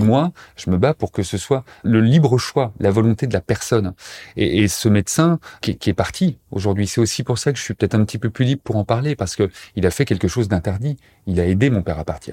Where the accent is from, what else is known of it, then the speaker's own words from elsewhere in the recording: Montbéliard, Bourgogne-Franche-Comté, France; moved away as an adult; now in Pantin, France; Je suis originaire euh, de Montbéliard, dans l'est de la France. Je sais pas si tu connais, mais voilà, c'est près de près de Besançon, près de Belfort. J'y ai passé euh, jusqu'à ma majorité